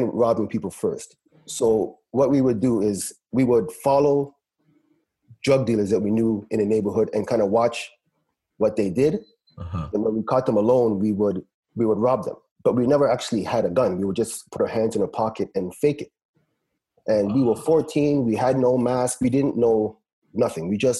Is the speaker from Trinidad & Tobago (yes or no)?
yes; Trinidad & Tobago; moved away; I grew up, you know, a basic West Indian child. I grew up back home in Trinidad.